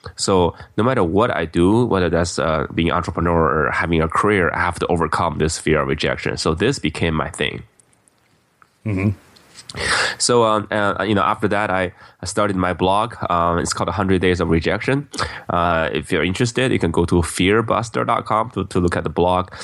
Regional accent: Beijing, China; now in United States; I grew up in Beijing, China

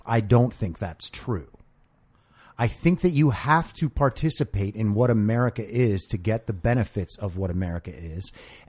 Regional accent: New York, United States; moved away as an adult; now in Los Angeles, United States; I'm from a little town in New York

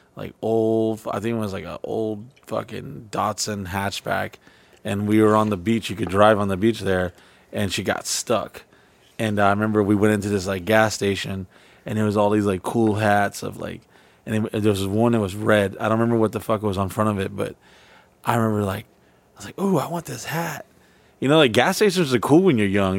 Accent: Orlando, Florida, United States; also born or lived in Texas; one of the first places I moved and lived to, uh, lived at, uh, when I came to, uh, Florida from Texas as a kid

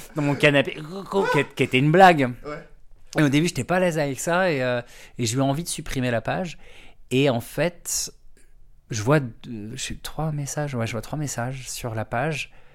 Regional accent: Brittany, France; now in Paris, France; je suis breton

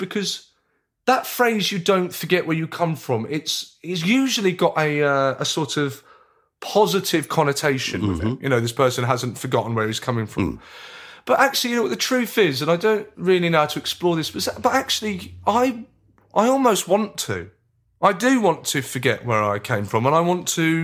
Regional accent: Brighton, South East England, United Kingdom; also born or lived in Lewisham, London; I lived in Lewisham for a spell before my parents then took us, myself and my brother, to Brighton. Mm. And really, I think of myself as a Brighton boy from the sort of age of 11.

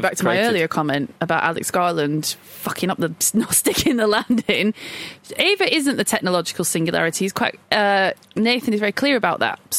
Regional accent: Blackburn, North West England, United Kingdom; because I'm from Blackburn, I call it Mill Hill.

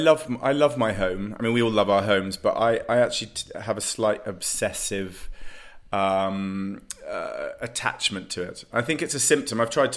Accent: London, United Kingdom; I'm a Londoner through and through. I was born in the middle of London. I could see Marble Arch from my childhood bedroom.

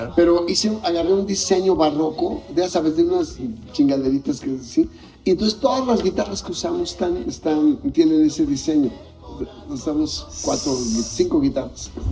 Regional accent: Mexico City, Mexico; yo crecí cerca de Los Pinos, o sea, vivía ahí en Tacubaya

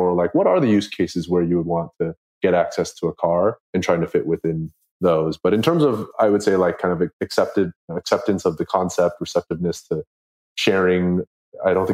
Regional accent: United States; I grew up here in America

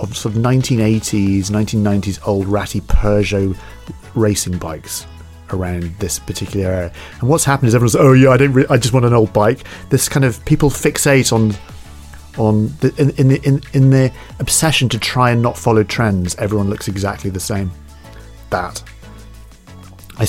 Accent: West Coast of Scotland, United Kingdom; moved away as an adult; also born or lived in London; I love Scotland. I grew up there in the West Coast

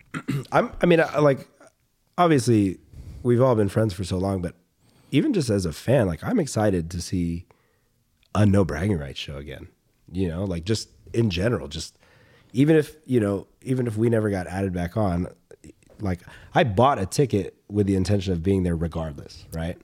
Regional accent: the South, United States; moved away; we grew up in the South, and the South is very, like, masculine

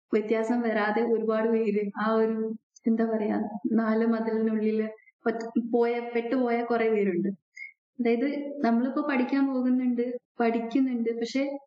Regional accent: Kerala, India; moved away as an adult; now in Graz, Austria; ഞാൻ വളർന്നതും പഠിച്ചതും എല്ലാം എന്റെ സ്കൂളാണെങ്കിൽ വീടിന്റെ തൊട്ടടുത്തുള്ള സ്കൂള് ഇപ്പൊ ബിടെക് ആണെങ്കിൽ അതേ ജില്ലയിൽ തന്നെ

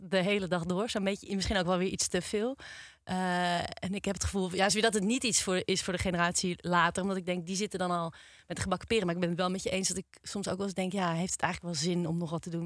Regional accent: Nigtevecht, Utrecht, Netherlands; ik kom eigenlijk niet uit Amsterdam, maar ik kom uit Nichtvecht.

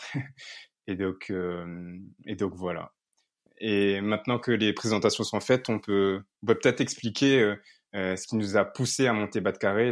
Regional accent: Réunion; moved away; je vivais à La Réunion

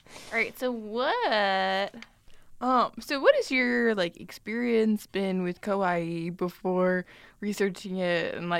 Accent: Ireland; Also, I'm Irish and my face is constantly red.

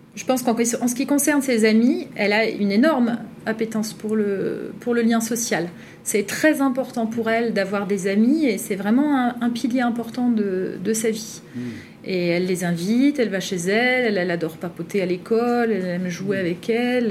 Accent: northern France, France; je viens du Grand Nord

